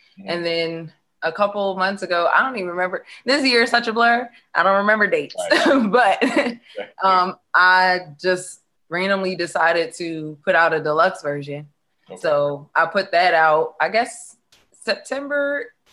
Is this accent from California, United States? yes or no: no; Delaware, United States; I'm actually from Delaware